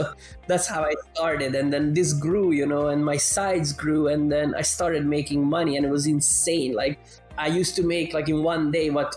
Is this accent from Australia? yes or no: no; Canada; now in Europe; I grew up in Canada, but then I moved to Europe.